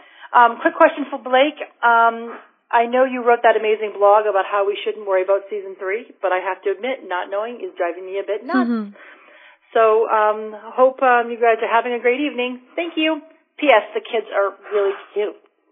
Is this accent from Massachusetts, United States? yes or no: yes; Massachusetts, United States; now in Williamsburg, United States; I'm calling you from Williamsburg, Virginia. I'm a proud Massachusetts transplant.